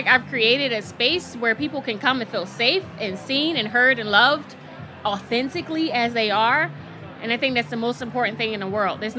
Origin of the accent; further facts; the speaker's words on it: Philadelphia, Pennsylvania, United States; moved away as an adult; also born or lived in Miami; I'm from North Philadelphia